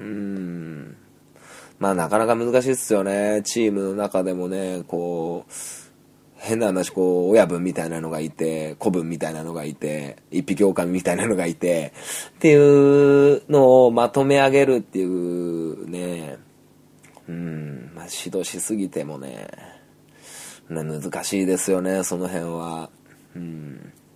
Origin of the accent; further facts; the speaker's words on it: Niigata, Japan; 僕は新潟